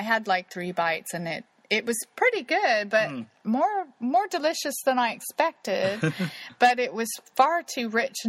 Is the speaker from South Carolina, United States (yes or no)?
no; Kansas City, Missouri, United States; So I went bouncing up to them. Oh my God, I'm from Kansas City.